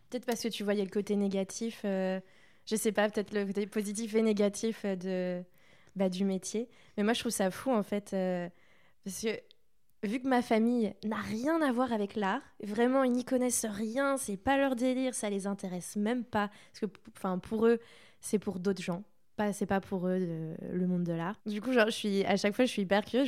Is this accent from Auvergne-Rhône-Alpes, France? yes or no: no; Saint-Malo, Brittany, France; moved away as an adult; also born or lived in Toulouse; je viens de Saint-Malo